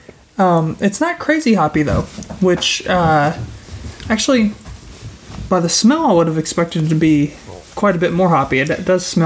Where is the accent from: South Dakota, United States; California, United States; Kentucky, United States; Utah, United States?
Kentucky, United States; we're from Kentucky